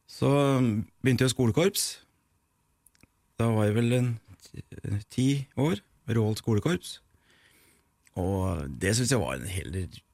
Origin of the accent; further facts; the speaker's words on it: Nord-Odal, Innlandet, Norway; also born or lived in Eidsvoll / Mogreina; Jeg er født i Nord-Odalen, hjemme hos bestemor